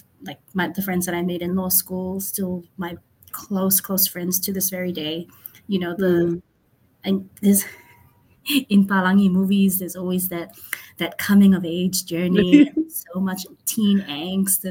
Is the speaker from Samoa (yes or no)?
yes; Samoa; moved away as an adult; also born or lived in Vanuatu; now in New York, United States; I'm from Samoa. I hail from the villages of Lano, Salavalu, Lewa, and Tauese. I grew up in Samoa, worked in Samoa